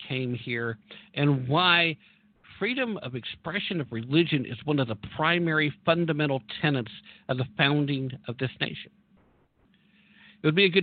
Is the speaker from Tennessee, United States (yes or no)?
yes; Tennessee, United States; Tennessee, actually, my home state here